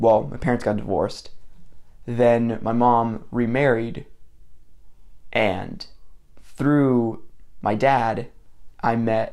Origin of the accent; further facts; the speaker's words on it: Mocksville, North Carolina, United States; also born or lived in Miami, Florida; we grew up in a small town in North Carolina called Mocksville.